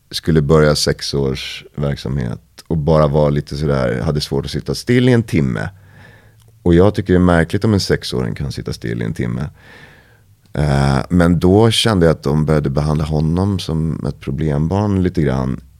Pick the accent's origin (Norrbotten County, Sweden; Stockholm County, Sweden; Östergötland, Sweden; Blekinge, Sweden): Stockholm County, Sweden; Vallentuna; born or raised there; moved away as an adult; also born or lived in Paris, France